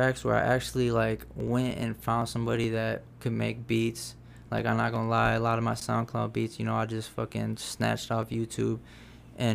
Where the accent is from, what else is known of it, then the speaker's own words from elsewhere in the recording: Racine, Wisconsin, United States; now in Eau Claire, United States; growing up in Racine, that was real close to home